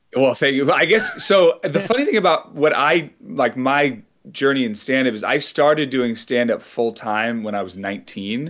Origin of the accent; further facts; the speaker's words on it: San Francisco Bay Area, California, United States; I grew up in the San Francisco Bay Area